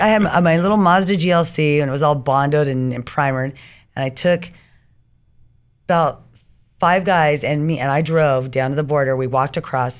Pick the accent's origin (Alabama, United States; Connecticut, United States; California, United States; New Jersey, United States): California, United States; Riverside; also born or lived in Orange County, California / San Diego, California / Hawaii / Long Beach, California; I did grow up in, unfortunately, Riverside